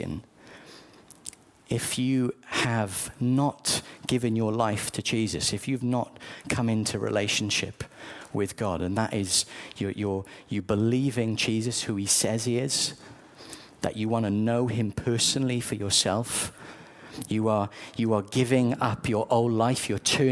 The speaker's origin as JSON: {"language": "English", "region": "South Wales", "country": "United Kingdom", "tie": "born or raised there", "said": "I grew up in South Wales"}